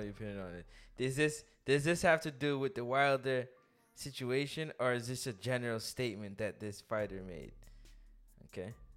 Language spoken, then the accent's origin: English; Toronto, Ontario, Canada; I'm from Toronto